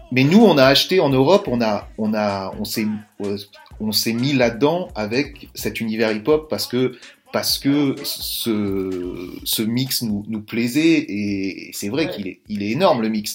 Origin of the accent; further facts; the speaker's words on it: France; nous, en tant que Français